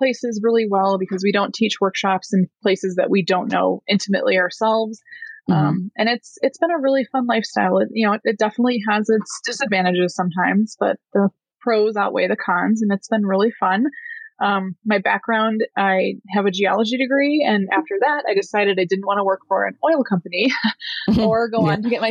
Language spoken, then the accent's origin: English; Illinois, United States; moved away as an adult; I grew up in Illinois in a town about 35 miles southwest of Chicago